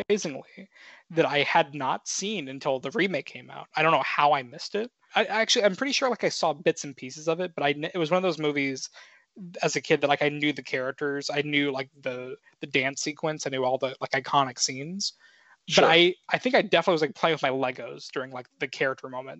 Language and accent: English; Florida, United States; being a Florida boy myself, and, you know, kind of growing up around the Disney parks